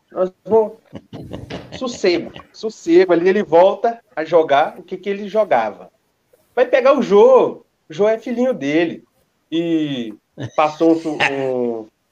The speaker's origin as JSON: {"language": "Portuguese", "region": "interior of Minas Gerais", "country": "Brazil", "said": "eu sou do interior de Minas. Eu não sou de São Paulo."}